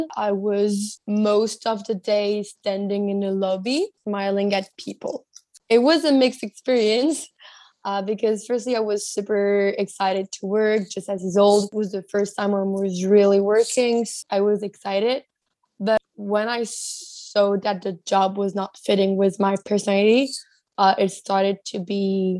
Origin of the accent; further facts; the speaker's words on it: Belgium; also born or lived in Tunisia; now in Amsterdam, Netherlands; I'm from Belgium and Tunisia, and I'm doing my second internship right now in Amsterdam.